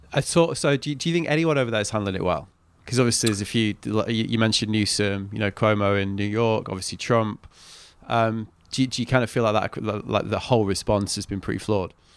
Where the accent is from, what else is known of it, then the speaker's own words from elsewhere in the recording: England, United Kingdom; I'm from England